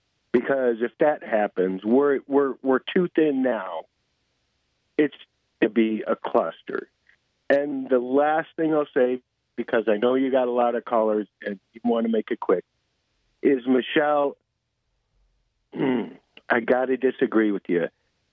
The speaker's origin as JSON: {"language": "English", "country": "United States", "also_born_or_lived": "Everson", "said": "one thing as an American"}